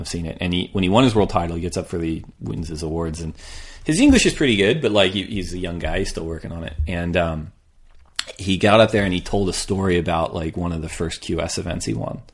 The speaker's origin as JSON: {"language": "English", "region": "California", "country": "United States", "said": "I'm from California."}